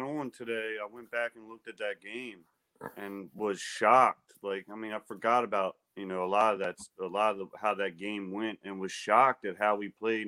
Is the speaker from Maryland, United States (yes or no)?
yes; Baltimore, Maryland, United States; I'm from Baltimore